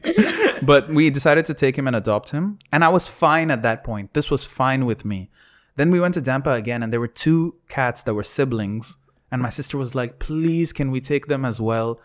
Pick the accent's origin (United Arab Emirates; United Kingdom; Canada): United Arab Emirates; Sharjah; growing up in Sharjah